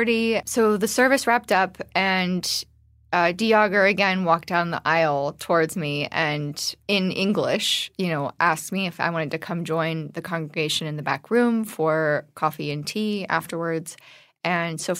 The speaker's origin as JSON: {"language": "English", "country": "United States", "said": "I was from the States"}